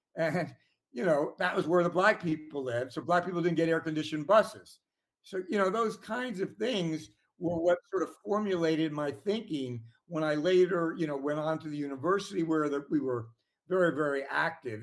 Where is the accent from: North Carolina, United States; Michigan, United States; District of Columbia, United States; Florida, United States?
District of Columbia, United States; Washington; nineteen fifties when I was born in Washington, D C